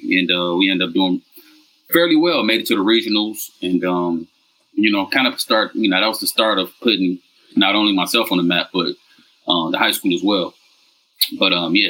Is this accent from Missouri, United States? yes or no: no; Detroit, Michigan, United States; moved away as an adult; now in Vietnam; I'm from Detroit, man. West Side, born and raised, man. Lived in Detroit, pretty much my whole life up until college in 2002.